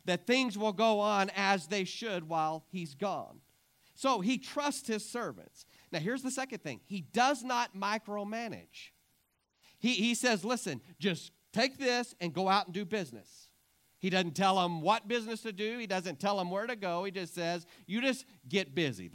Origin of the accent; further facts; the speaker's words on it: Clarendon, United States; I was raised in Clarendon.